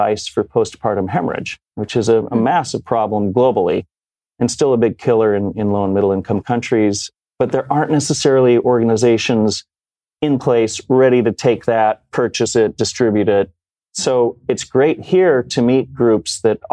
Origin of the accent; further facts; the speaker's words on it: Rocky Mountain West, outside of Salt Lake City, Utah, United States; moved away as an adult; also born or lived in New York City; I grew up in the Rocky Mountain West, outside of Salt Lake City.